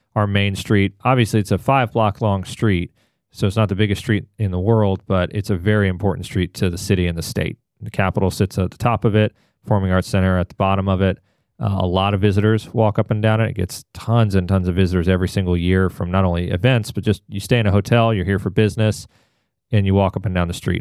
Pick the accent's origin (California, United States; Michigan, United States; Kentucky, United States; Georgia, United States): Georgia, United States; Atlanta; moved away as an adult; also born or lived in Washington, D.C.; now in Raleigh, United States; I grew up in Atlanta.